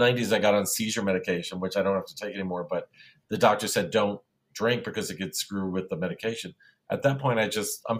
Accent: New York City, New York, United States; also born or lived in Manhattan, New York; I was born in Manhattan, but grew up in Bensonhurst, Brooklyn

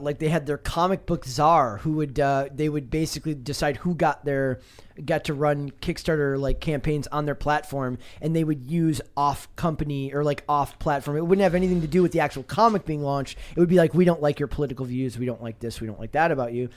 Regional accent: Midwest, United States; I grew up in the Midwest, uh, in the nineties

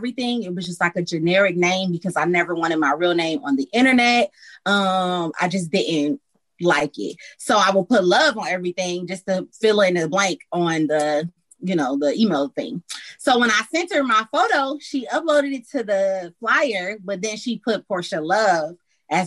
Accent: Detroit, Michigan, United States; moved away as an adult; now in Atlanta, United States; I'm from Detroit, East Side

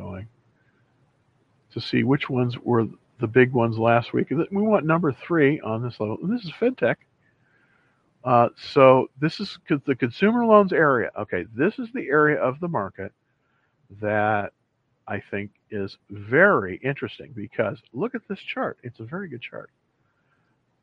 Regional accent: California, United States; now in Dallas, United States; I grew up in California

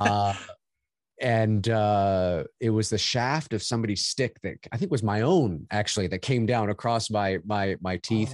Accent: Canada; also born or lived in Toronto; I'm Canadian

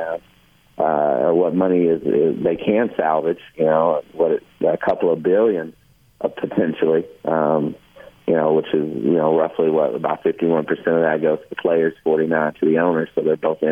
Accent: Kentucky, United States; every February in front of big audiences growing up in Kentucky

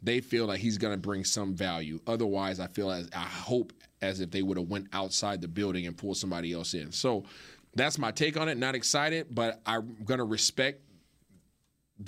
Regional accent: Seattle, Washington, United States; I'm a Seattle guy, born and raised in Seattle.

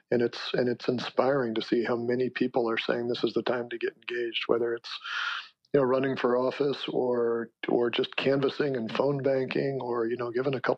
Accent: United States; At core, I'm an American.

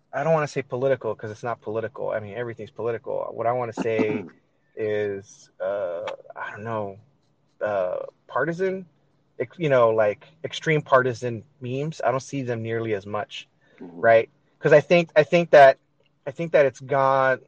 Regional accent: Los Angeles, California, United States; I was born and raised here in L.A.

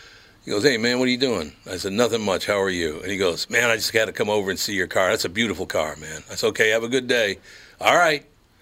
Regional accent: Minneapolis, Minnesota, United States; Do you think that's because I grew up in North Minneapolis

